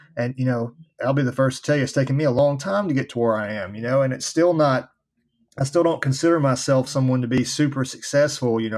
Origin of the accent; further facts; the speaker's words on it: Nashville, Tennessee, United States; I was born and raised here in Nashville, Tennessee